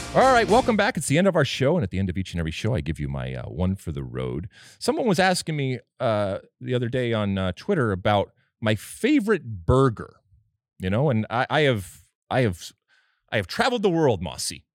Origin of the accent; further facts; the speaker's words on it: Michigan, United States; moved away; I grew up in Michigan